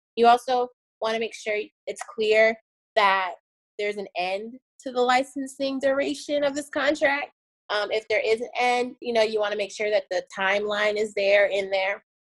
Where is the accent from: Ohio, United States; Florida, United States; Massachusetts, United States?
Florida, United States; Miami; also born or lived in Tallahassee; I moved back to my hometown of Miami.